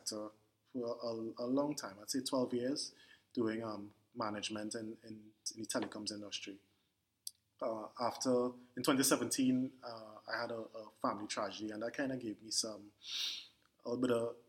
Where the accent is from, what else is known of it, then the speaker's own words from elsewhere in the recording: Port of Spain, Trinidad & Tobago; I am born and raised in Port of Spain, Trinidad, and still in Trinidad